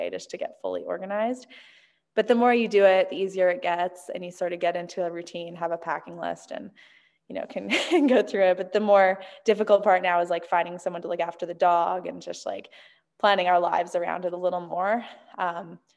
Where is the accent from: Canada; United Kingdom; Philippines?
Canada; moved away as an adult; now in Bend, United States; growing up in Canada